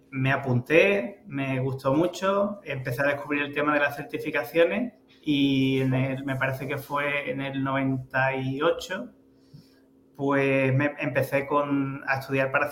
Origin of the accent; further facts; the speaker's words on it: El Puerto de Santa María, Andalusia, Spain; soy del puerto de Santa María